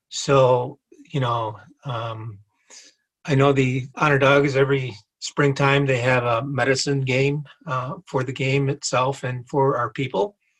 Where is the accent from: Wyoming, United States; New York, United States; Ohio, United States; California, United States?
New York, United States; Seneca Nation; I'm from the Seneca Nation